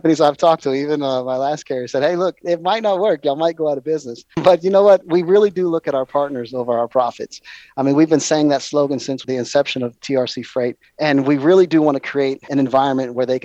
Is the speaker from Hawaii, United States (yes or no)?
yes; Hawaii, United States; I was raised in Hawaii